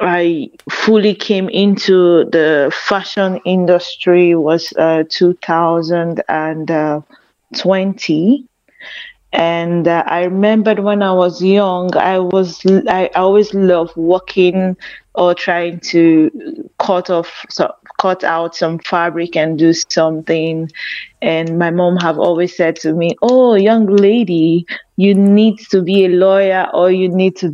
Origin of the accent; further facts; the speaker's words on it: Lagos, Nigeria; I come from Nigeria. And I was born in Lagos, Nigeria.